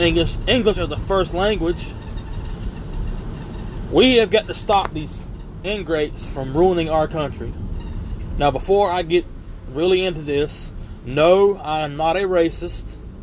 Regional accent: United States; we as American citizens

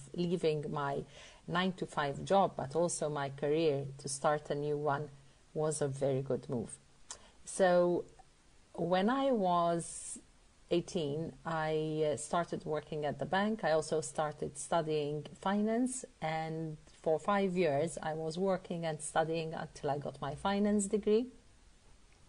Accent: Malta; I'm from Malta.

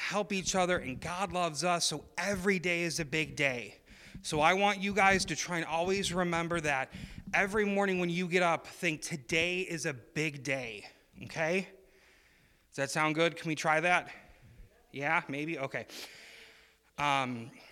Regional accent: Chicago, Illinois, United States; moved away; I grew up in Illinois, and in Chicago, where I lived

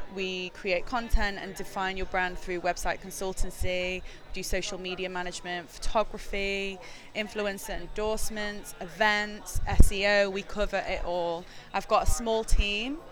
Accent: Manchester, North West England, United Kingdom; moved away as an adult; also born or lived in New York; now in London, United Kingdom; I'm from Manchester, and I moved to London when I was 21

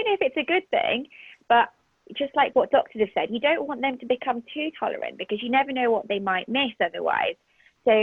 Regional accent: Liverpool, North West England, United Kingdom; also born or lived in Bahrain; I went to school in Liverpool, and that's where I grew up, and after growing up in the Middle East when I was, like, very young.

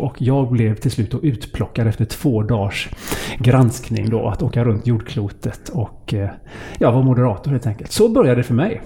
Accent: Gothenburg, Västra Götaland, Sweden; Jag är född på Sahlgrenska sjukhuset i Göteborg

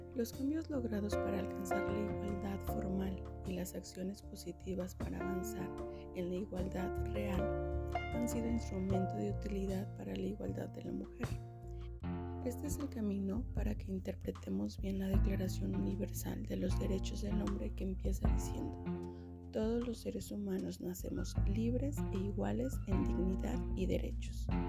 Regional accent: Mexico; Como mujer, como mexicana y como madre

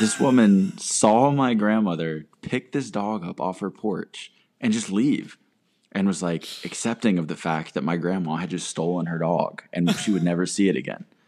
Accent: North Carolina, United States; growing up around North Carolina

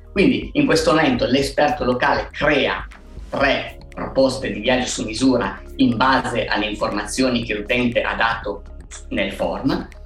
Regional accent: Alba, Piedmont, Italy; noi siamo cinque soci, siamo di Alba

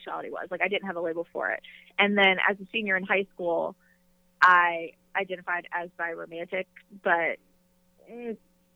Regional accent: North Carolina, United States; I am from North Carolina, born and raised

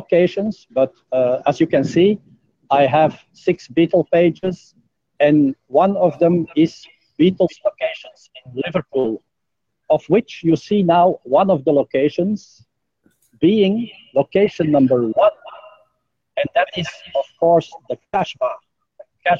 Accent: Belgium; now in Jakarta, Indonesia; From Belgium.

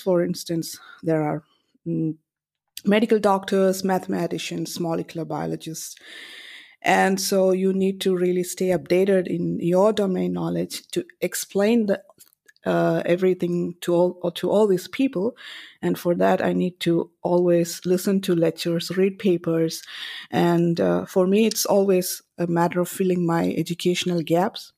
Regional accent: Kerala, India; moved away; I come from India and, uh, I grew up in North and Cor-, Kerala in South India

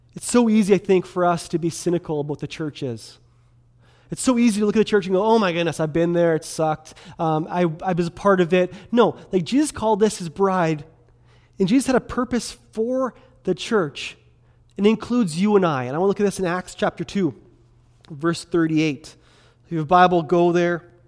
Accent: Kelowna, British Columbia, Canada; also born or lived in Quesnel, British Columbia; I grew up in Kelowna, um, grew up down on eight sixteen Leon Avenue downtown

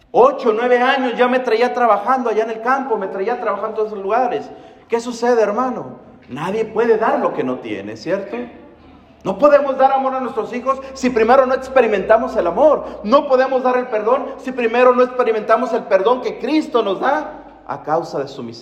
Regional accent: Mexico; Hermano, la mayoría de nosotros venimos de una cultura latina. La mayoría somos mexicanos, me imagino, ¿verdad?

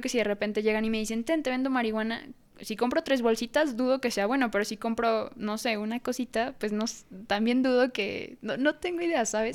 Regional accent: Mexico; si nací en México

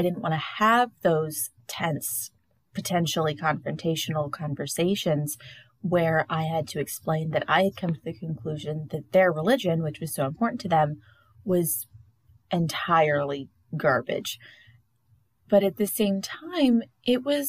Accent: the Bible Belt, the South, United States; the hundreds of churches in my hometown, because I do live in the middle of the Bible Belt

